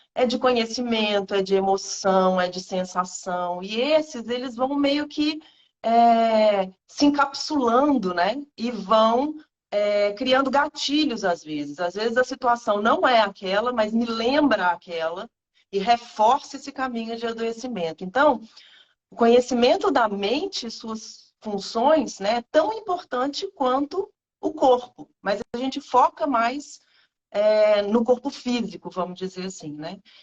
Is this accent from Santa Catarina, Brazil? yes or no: no; Minas Gerais, Brazil; moved away as an adult; now in Rio de Janeiro, Brazil; eu sou mineira